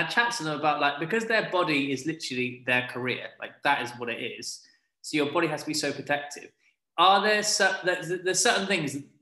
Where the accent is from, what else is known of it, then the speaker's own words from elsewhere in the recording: United Kingdom; I'm British